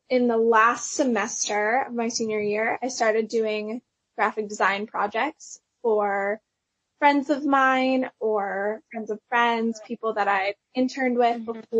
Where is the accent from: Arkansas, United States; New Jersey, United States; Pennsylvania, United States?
Pennsylvania, United States; moved away as an adult; now in Nashville, United States; I went to Belmont, which is in Nashville. So that's how I moved from Pennsylvania to Nashville.